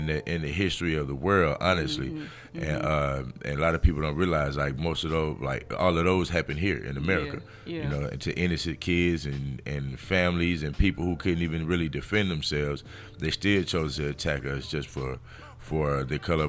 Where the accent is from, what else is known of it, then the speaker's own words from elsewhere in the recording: Montgomery, Alabama, United States; accent: thick Alabama; moved away as an adult; also born or lived in New Orleans, Louisiana / Norfolk, Virginia / San Diego, California; now in Los Angeles, United States; I grew up in Montgomery, so it was quite a few more black people